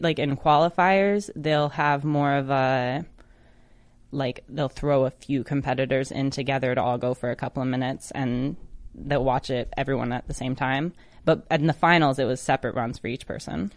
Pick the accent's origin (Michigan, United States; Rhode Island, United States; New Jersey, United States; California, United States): Michigan, United States; my home state in Detroit, Michigan.